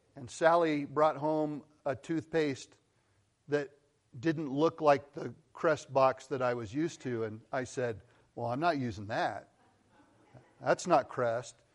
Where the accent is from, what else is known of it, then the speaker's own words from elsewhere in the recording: Colorado, United States; moved away as an adult; also born or lived in Missouri / California; I grew up in Colorado.